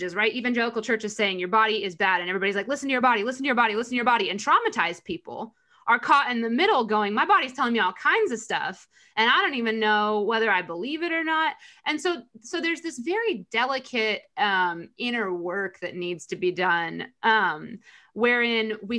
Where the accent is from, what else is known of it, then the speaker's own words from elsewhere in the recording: United States; growing up in America